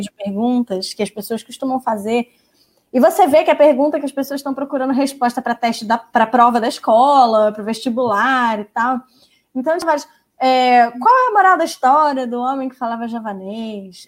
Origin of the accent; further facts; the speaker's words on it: Brazil; como brasileiros